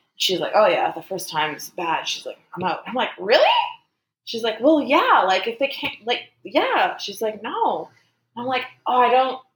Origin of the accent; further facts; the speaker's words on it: Canada; I'm Canadian